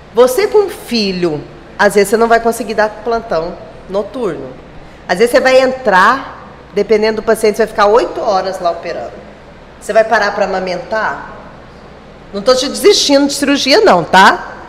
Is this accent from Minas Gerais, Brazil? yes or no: yes; Minas Gerais, Brazil; moved away as an adult; also born or lived in Uberlândia / Araguaína; now in Gurupi, Brazil; Como eu sou de Minas